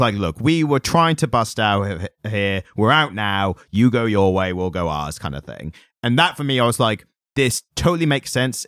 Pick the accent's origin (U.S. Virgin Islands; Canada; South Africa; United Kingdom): United Kingdom; we're British